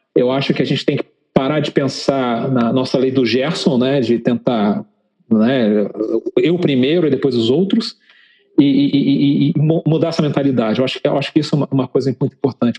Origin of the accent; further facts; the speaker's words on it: Brazil; moved away as an adult; nós, como brasileiros